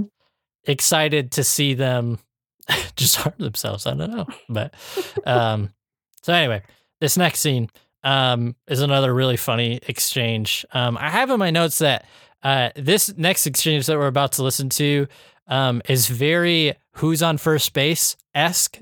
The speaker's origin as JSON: {"language": "English", "region": "Iowa", "country": "United States", "tie": "born or raised there", "said": "growing up in Iowa"}